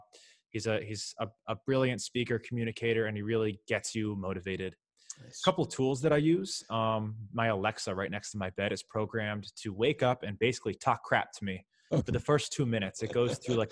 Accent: Miami, Florida, United States; also born or lived in Syracuse, New York; I grew up in Miami

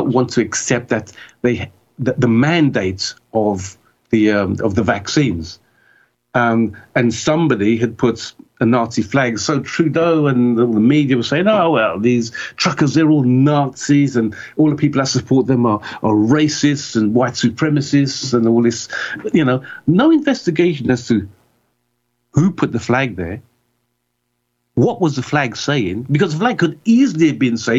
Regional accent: United Kingdom

